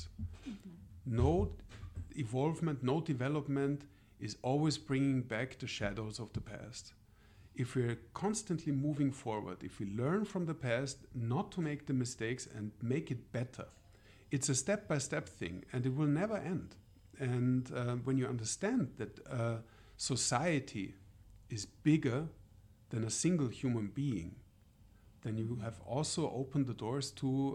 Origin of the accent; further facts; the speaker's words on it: Austria; moved away; I'm from Austria originally, so I come from the European Union, and I'm so old that I was even an Austrian before the European Union was part of Austria